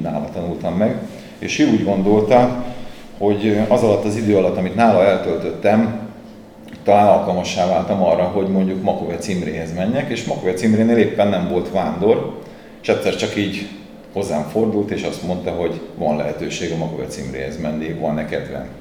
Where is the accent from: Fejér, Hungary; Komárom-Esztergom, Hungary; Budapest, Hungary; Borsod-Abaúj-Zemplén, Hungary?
Budapest, Hungary; nem voltam kollégista Budapesti lévén